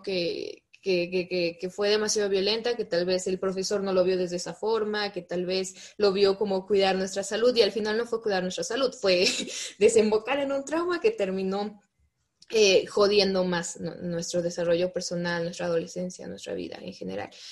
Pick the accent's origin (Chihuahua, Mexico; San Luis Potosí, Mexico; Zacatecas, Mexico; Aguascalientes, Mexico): Zacatecas, Mexico; Fresnillo; yo soy de Zacatecas, en especial de, de, un, de una ciudad pequeña que se llama Fresnillo, y mi papá es agricultor